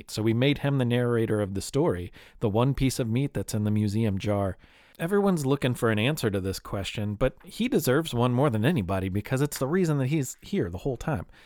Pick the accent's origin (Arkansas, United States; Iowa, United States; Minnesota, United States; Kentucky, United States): Kentucky, United States; Louisville; it's currently available now in my hometown of Louisville